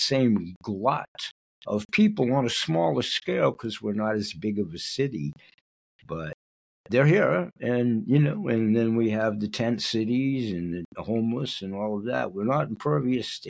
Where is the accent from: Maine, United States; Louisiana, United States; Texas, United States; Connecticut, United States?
Maine, United States; Portland; I grew up in the West End, but on the Lower West End